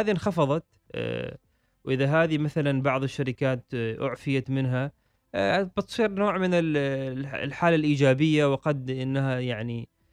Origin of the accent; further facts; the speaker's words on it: Oman; نحن مثلا عندنا في الخليج او في السلطنه